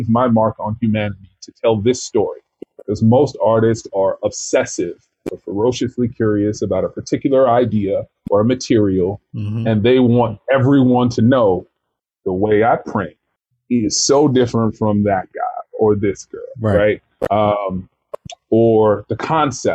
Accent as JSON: {"language": "English", "town": "Atlanta", "region": "Georgia", "country": "United States", "tie": "born or raised there", "also_born_or_lived": "Kentucky", "moved": "yes", "lives_now": "Brooklyn, United States", "said": "I grew up in Atlanta, and I was born in Kentucky"}